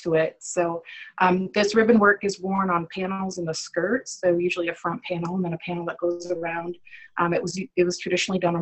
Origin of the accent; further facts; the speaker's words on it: Sioux City, Iowa, United States; I'm from Sioux City, Iowa.